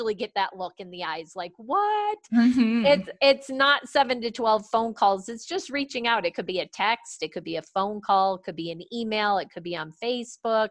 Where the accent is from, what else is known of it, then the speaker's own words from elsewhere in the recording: East Coast, United States; now in Colorado Springs, United States; I grew up on the East Coast